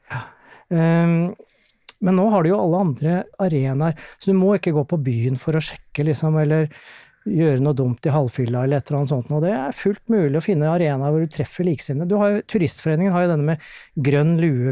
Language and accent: Norwegian; Gjerdrum, Akershus, Norway; also born or lived in Tjøme; now in Tønsberg, Norway; er opprinnelig fra Akershus-traktene. Gjerdrum er jeg vokst opp.